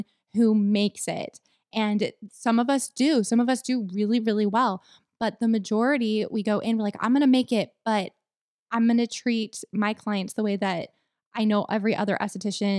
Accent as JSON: {"language": "English", "region": "Texas", "country": "United States", "said": "I'm a Texan girl"}